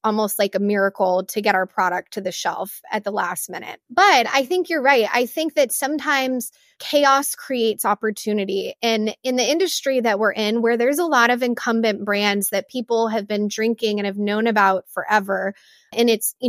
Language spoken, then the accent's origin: English; Texas, United States; I grew up in Far West Texas, and my family has a multi-generational ranch out there.